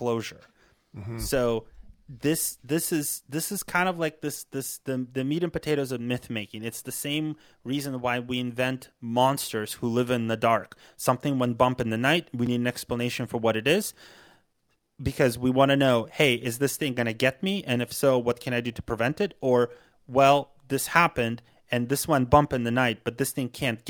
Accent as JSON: {"language": "English", "country": "United States", "said": "as an American"}